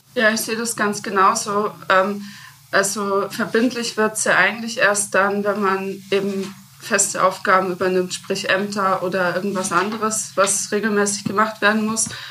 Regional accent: Rosenheim, Bavaria, Germany; ich bin ja äh, in Rosenheim aufgewachsen

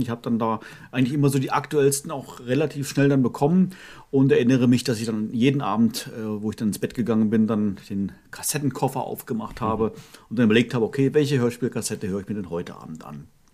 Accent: Northern Germany, Germany; meine Kindheit war ja in Norddeutschland

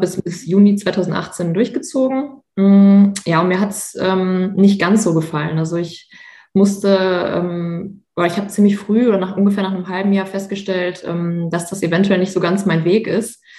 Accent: Münster, North Rhine-Westphalia, Germany; also born or lived in Bochum; ich komme ja aus NRW und ähm, beziehungsweise aus Münster

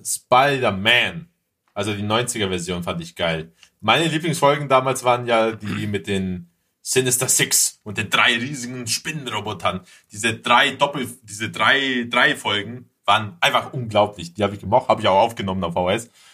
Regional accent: Greece; als Grieche

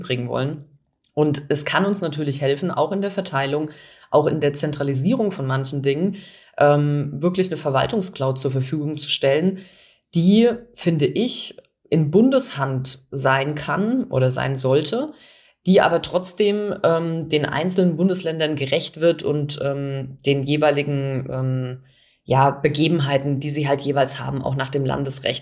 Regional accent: Bavaria, Germany; bei uns in Bayern

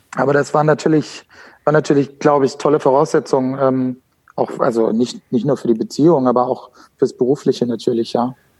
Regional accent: Frankfurt Rhine-Main area, Hesse, Germany; moved away as an adult; geboren und aufgewachsen in Deutschland, ähm, im Frankfurter rhein gebiet

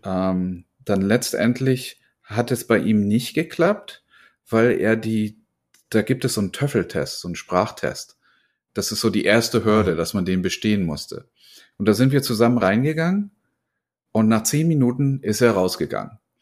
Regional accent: Germany; accent: German; now in United States; ich komme aus Deutschland. Ich habe aber mittlerweile schon mehr Jahre in Amerika verbracht als in Deutschland, obwohl ich halt noch einen ziemlich starken deutschen Akzent habe

